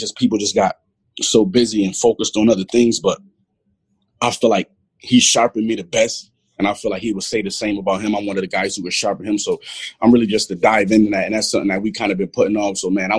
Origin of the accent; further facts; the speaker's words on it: Buffalo, New York, United States; Come on, man. I'm from Buffalo. We watch anything Buffalo.